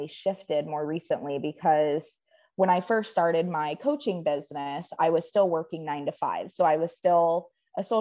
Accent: Upper Peninsula of Michigan, United States; moved away as an adult; now in Waco, United States; I moved here in 2010 from the Upper Peninsula of Michigan

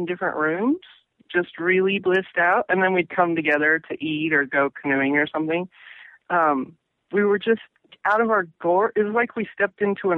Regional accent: Pacific Northwest, United States; also born or lived in Massachusetts / New York / Florida / Ohio; I grew up in the Northwest, and I've always come back, and cumulatively, I've lived here the most number of years

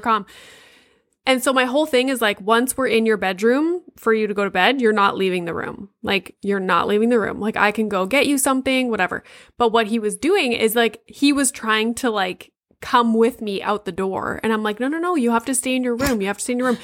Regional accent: Sudbury, Ontario, Canada; moved away; I'm from Sudbury, so, like, up there

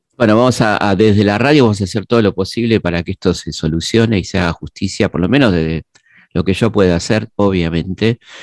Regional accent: Argentina; ciudadano argentino

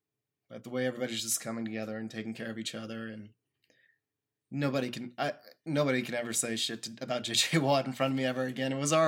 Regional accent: South Carolina, United States; also born or lived in Texas; now in Austin, United States; I've only lived in Texas a couple of years out of my life. I was born here. I have family here. But always had a lot of pride in this state. I mean, it just sounds so much cooler than saying, oh, I was from South Carolina.

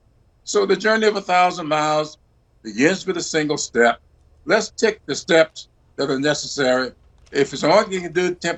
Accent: South Carolina, United States; my home state of South Carolina

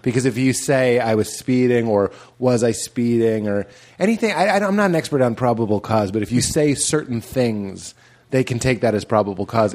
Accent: Lexington, Massachusetts, United States; I grew up in Lexington, Mass

